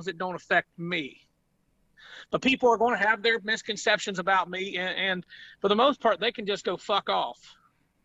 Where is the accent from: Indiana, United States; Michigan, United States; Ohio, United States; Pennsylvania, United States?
Ohio, United States; southeastern; I'm from Ohio. I live in southeastern Ohio, where us country people are educated.